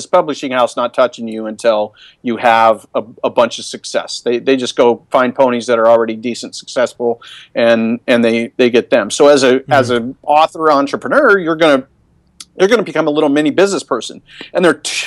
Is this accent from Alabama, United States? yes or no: no; Seattle, Washington, United States; I'm kind of from Seattle